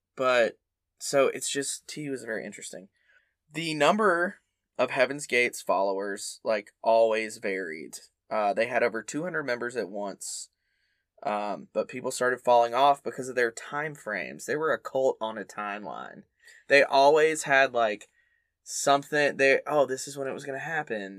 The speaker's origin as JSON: {"language": "English", "region": "the South", "country": "United States", "tie": "born or raised there", "said": "growing up in the South as a Baptist kid"}